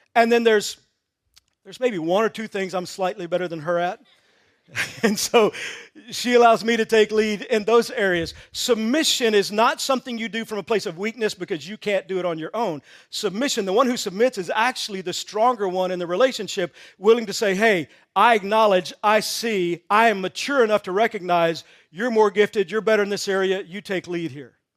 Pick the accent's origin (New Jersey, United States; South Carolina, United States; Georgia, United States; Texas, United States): Texas, United States; I grew up in Texas